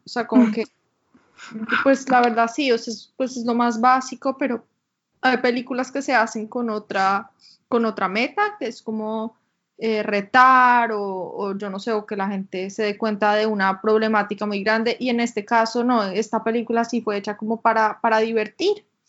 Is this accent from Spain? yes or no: no; Colombia; moved away; also born or lived in United States; yo vivía en Colombia yo no era latina, yo me identificaba pues como colombiana